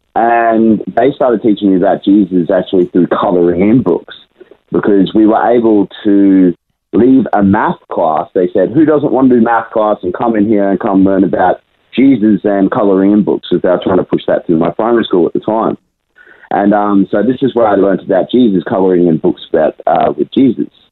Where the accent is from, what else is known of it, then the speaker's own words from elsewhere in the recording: Brisbane, Queensland, Australia; I was born and raised in Brisbane my whole life